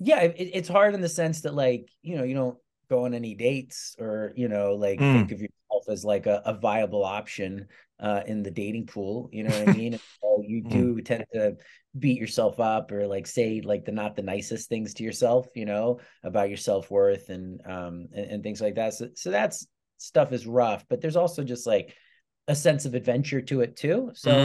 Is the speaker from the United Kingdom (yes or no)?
yes; England, United Kingdom; born there; I have a British passport because I was born in England.